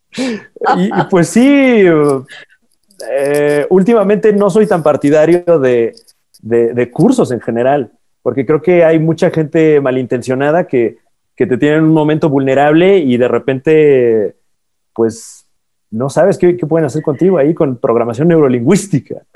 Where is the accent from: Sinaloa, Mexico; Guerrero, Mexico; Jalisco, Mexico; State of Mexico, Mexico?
State of Mexico, Mexico; toda la vida de allá del Estado de México, de donde soy